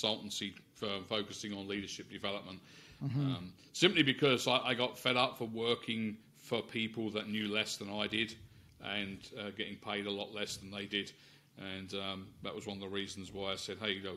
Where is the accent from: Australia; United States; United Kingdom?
United Kingdom; London; moved away as an adult; now in Canada; I was born in West London and I spent most of my formative years in either West London or North London in the UK